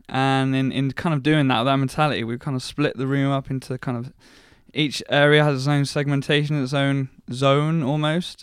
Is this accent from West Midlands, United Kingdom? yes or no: no; Paignton, South West England, United Kingdom; I was born and bred in Paynton, South Devon